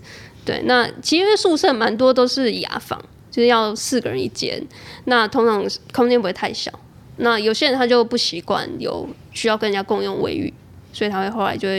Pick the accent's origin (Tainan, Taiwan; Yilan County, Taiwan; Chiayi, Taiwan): Chiayi, Taiwan; moved away as an adult; also born or lived in Taichung / Taipei; 我是嘉义人